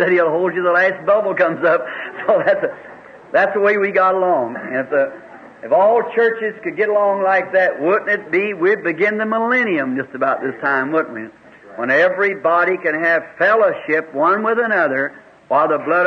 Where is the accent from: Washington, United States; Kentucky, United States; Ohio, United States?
Kentucky, United States; he and I were raised up here in Kentucky just across the holler from each other